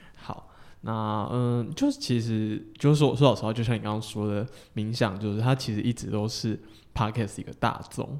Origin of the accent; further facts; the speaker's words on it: Taiwan; 我们台湾人